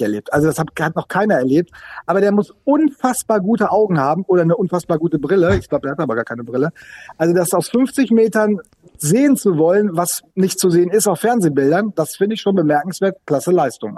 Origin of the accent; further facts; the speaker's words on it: Sauerland, North Rhine-Westphalia, Germany; now in Bremen, Germany; Ich bin auch zugereist. Ich bin zugereister Sauerländer